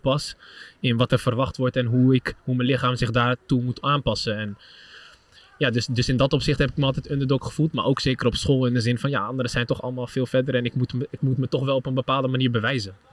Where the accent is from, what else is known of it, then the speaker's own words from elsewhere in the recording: Utrecht, Netherlands; Ik ben Utrechter